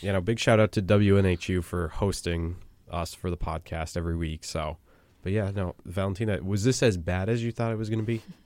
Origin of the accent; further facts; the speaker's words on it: Western Massachusetts, United States; I'm from Western Mass